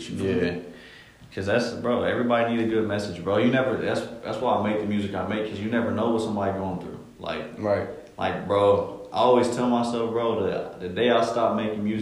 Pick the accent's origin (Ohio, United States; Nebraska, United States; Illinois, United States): Ohio, United States; Columbus; I grew up in in Columbus, uh, mostly on the east side. You know, I'm the oldest of, of 11, man. I came up in a big family.